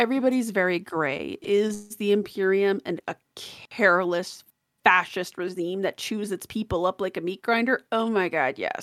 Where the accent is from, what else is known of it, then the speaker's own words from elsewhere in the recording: Colorado, United States; I'm from Colorado